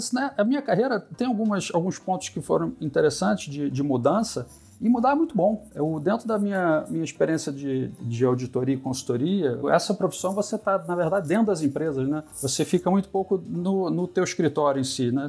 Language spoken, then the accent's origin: Portuguese; Rio de Janeiro, Brazil; eu sou carioca, nasci, nasci em 68, carioca da Gema